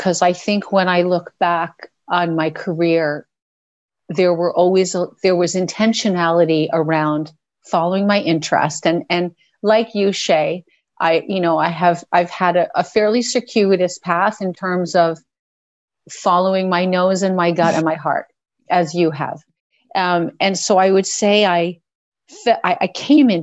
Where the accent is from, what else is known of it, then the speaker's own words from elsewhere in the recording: New York, United States; moved away as an adult; now in Canada; I did grow up in New York. Yes. I'm from New York